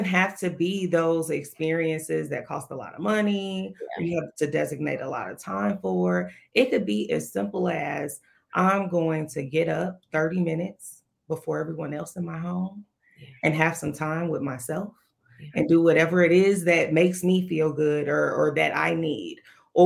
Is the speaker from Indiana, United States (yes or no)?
yes; Gary, Indiana, United States; I'm from Gary